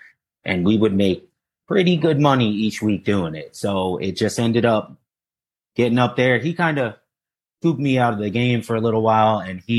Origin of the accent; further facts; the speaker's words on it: Sea Bright, New Jersey, United States; I grew up in the Seabright, New Jersey, though.